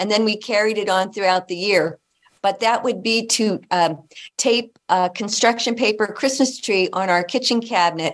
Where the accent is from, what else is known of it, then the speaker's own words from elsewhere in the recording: Hazleton, Pennsylvania, United States; moved away as an adult; also born or lived in Toronto, Canada; I'm originally from Northeastern Pennsylvania, the Hazleton, Pennsylvania. And I grew up there